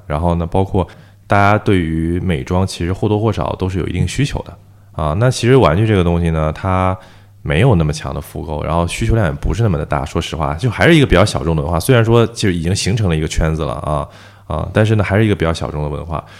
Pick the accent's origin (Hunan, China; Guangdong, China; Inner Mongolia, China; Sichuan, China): Guangdong, China; Shenzhen; also born or lived in Beijing; 我是北京人，在深圳长大的